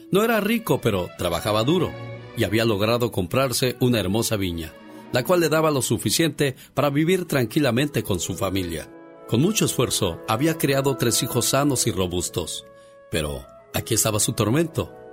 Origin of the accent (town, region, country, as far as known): Tamaulipas, Mexico; moved away